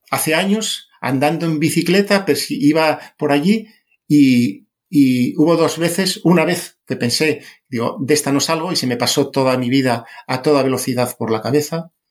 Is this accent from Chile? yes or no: no; Spain; born there; Mío, mi mérito para haber nacido en España.